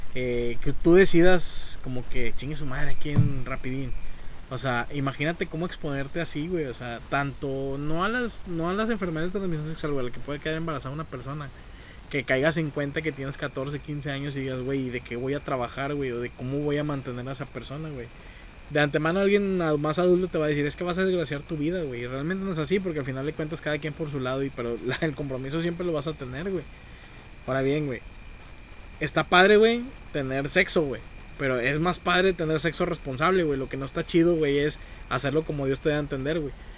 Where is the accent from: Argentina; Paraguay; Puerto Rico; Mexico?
Mexico; San Nicolás de los Garza, Nuevo León; yo soy de Sanico